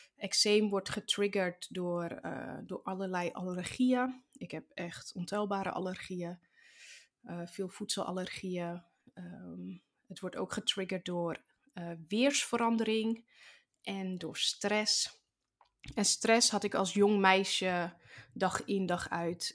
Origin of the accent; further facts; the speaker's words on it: Zaanstreek, North Holland, Netherlands; ik zit in groep 5 van de basisschool bij juf Marjan in de klas in de Zaanstreek, waar ik geboren ben